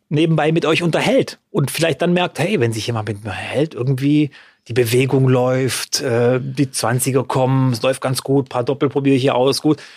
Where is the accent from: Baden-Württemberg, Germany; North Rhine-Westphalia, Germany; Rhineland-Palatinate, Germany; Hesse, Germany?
Baden-Württemberg, Germany; Freudenstadt; bei uns in Freudenstadt